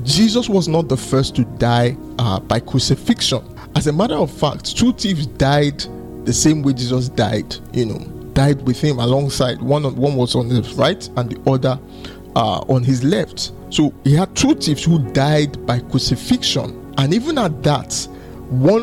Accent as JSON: {"language": "English", "region": "Lagos", "country": "Nigeria", "tie": "born or raised there", "said": "I grew up in Oshodi, so I lived a lot of my life in Oshodi"}